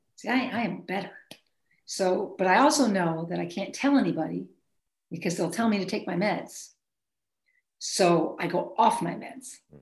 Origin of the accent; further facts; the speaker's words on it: Maine, United States; moved away; also born or lived in Chicago, Illinois / Michigan; I'm from Maine originally